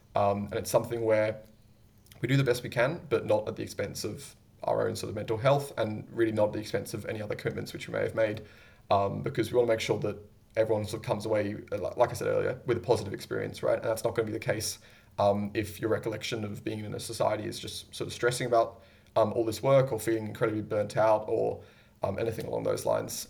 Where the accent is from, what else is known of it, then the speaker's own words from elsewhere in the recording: England, United Kingdom; now in Sydney, Australia; I was born there